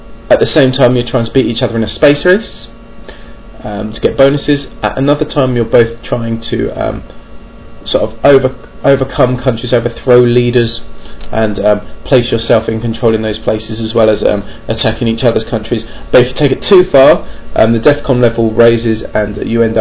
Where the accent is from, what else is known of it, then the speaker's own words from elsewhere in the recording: England, United Kingdom; I'm English